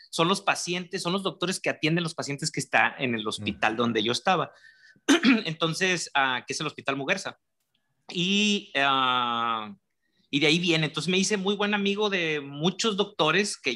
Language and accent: Spanish; San Luis Potosí, Mexico; also born or lived in Monterrey; yo soy potosino, nacido en San Luis Potosí, pero me considero regiomontano por todo el, por todo el lado del país he andado. Mi familia es de Tampico, estudié en Monterrey